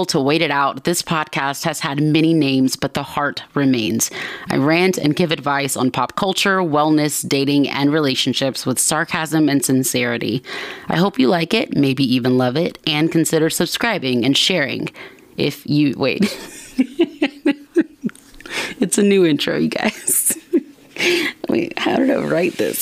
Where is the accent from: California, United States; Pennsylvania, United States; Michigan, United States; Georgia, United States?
Georgia, United States; Atlanta; I'm from Atlanta.